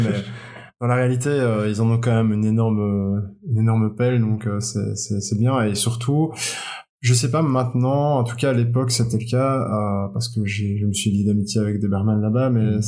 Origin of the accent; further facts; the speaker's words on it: Belgium; je suis belge